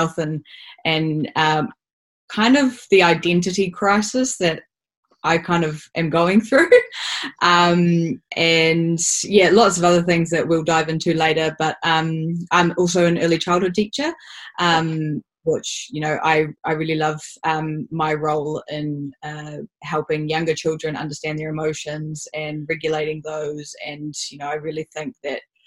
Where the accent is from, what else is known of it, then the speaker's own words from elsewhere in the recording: Auckland, New Zealand; I'm from Auckland. Was very fortunate to grow up in on the North Shore, in a suburb